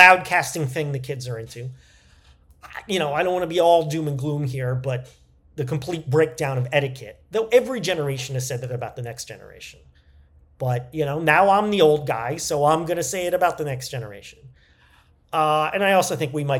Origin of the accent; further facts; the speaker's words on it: New York, United States; we're both from New York